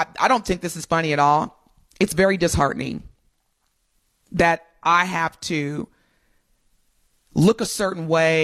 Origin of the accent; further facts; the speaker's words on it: Southern Indiana, United States; I grew up in Southern Indiana